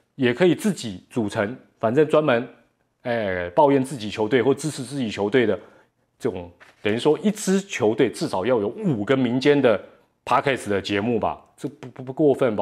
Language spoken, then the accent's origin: Chinese; Taiwan; 既然咱是台湾人